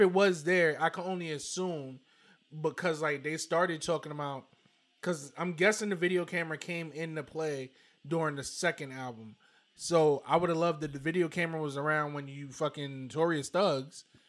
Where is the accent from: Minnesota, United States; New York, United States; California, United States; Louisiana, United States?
New York, United States; New York City; growing up in Brooklyn